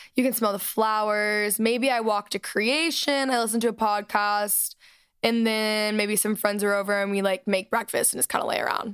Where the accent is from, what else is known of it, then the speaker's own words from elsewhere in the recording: Texas, United States; moved away; I was raised in Texas